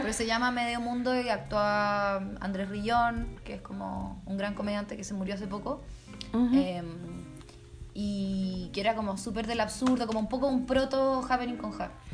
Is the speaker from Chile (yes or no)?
yes; Chile